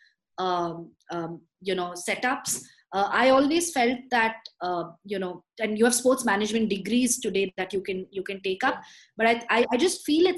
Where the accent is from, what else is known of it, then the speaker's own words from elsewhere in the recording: India; I'm super proud as an Indian